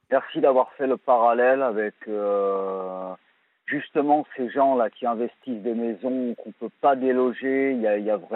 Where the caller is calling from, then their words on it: Cherbourg, Normandy, France; je sais pas si vous savez comment est fait Cherbourg.